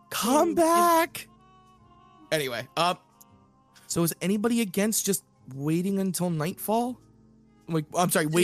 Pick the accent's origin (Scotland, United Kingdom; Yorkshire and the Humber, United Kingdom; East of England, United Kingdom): Scotland, United Kingdom; I'm Scottish. I call everybody laddie.